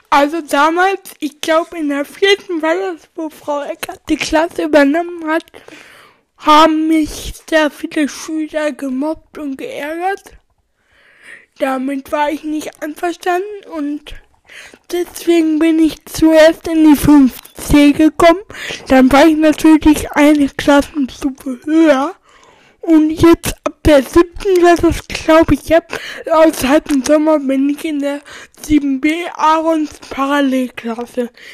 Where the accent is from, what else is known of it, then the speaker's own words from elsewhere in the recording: Germany; ich komme aus Plindenberg. Das ist so circa dreißig Kilometer vom Aron entfernt